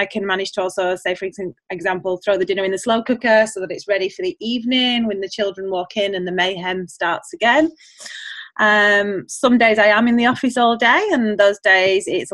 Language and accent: English; England, United Kingdom; moved away as an adult; now in Australia; I'm originally from England, as you can probably hear with the accent. I have been here for 9 years, and we are staying in Australia.